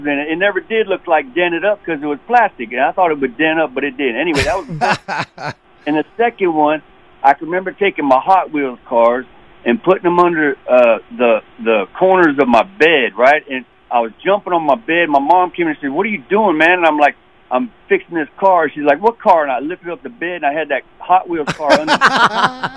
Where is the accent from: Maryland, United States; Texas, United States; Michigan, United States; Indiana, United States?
Maryland, United States; Prince George's County; moved away as an adult; also born or lived in West Virginia (family); P.G. County, that's where I was born and raised